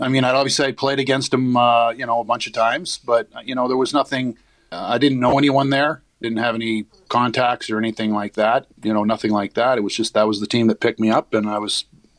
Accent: Saskatchewan, Canada; moved away; I have family still in Winnipeg. I've been to Winnipeg more times probably as a kid than I was as a pro or anything else because I grew up in Saskatchewan and I have family on my father's side that still live there.

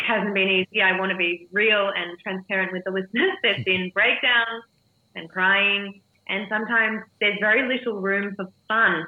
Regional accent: Melbourne, Victoria, Australia; my hometown in Melbourne

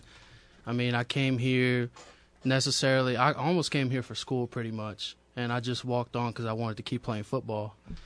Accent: Plaquemine, Louisiana, United States; I'm from Plaquemine, Louisiana

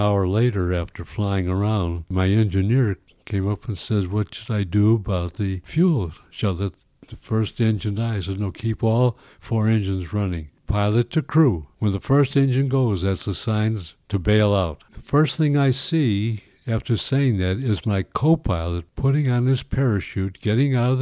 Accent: Chicago, Illinois, United States; My mother and father were both born in Chicago, and I was born in Chicago

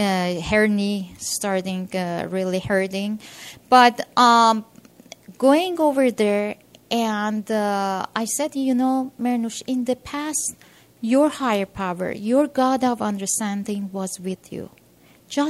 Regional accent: Iran; now in United States; originally I'm from Iran.

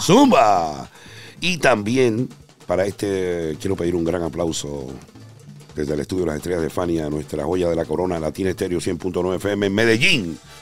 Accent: Carolina, Puerto Rico; yo que soy de Carolina

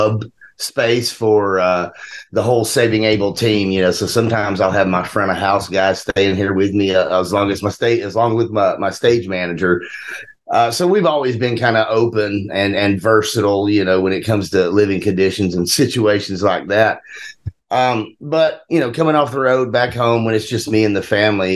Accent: Mississippi, United States; We grew up in Mississippi, right on the Mississippi-Tennessee line

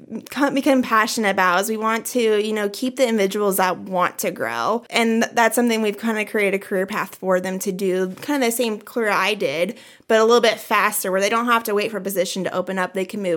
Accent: Wellfleet, Nebraska, United States; now in York, United States; I'm actually originally from out west, Wellfleet, Nebraska. I graduated from Maywood High School, so very small community.

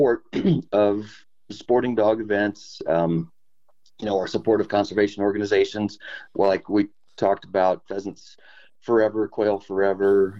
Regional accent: Maryland, United States; I grew up in Maryland on the Chesapeake Bay

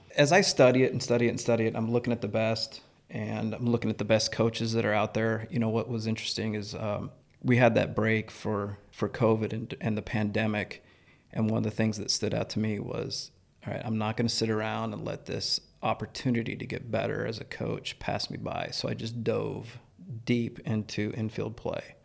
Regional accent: York, Nebraska, United States; I grew up in York, Nebraska, so a small town

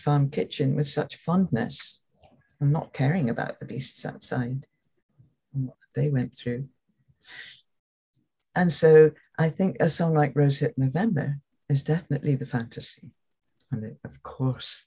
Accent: London, United Kingdom; Growing up in London, a fairly privileged kind of life in London

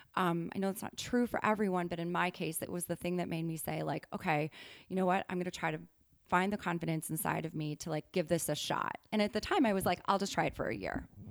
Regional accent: Wisconsin, United States; moved away as an adult; also born or lived in New York; I'm from Wisconsin originally.

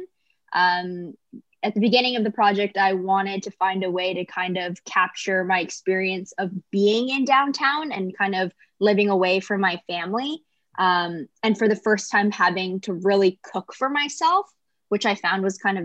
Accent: Canada; also born or lived in Kingston / Toronto; I was born in Canada

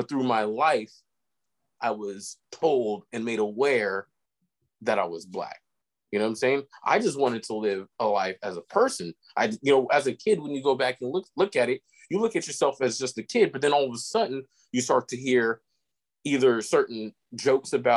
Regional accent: Elk Grove, California, United States; growing up in Elk Grove, or going to the Elk Grove School District

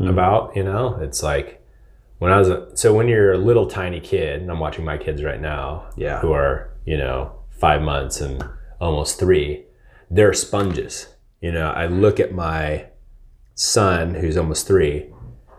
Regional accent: outside of Seattle, Washington, United States; moved away; I grew up like outside of Seattle

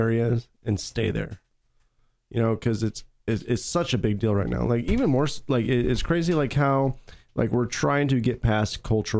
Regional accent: United States; I was born in the United States of America

